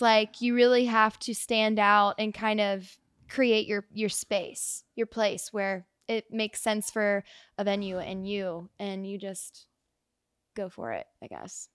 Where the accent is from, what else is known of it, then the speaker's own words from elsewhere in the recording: Reading, Ohio, United States; now in Nashville, United States; I grew up in Reading, Ohio, Cincinnati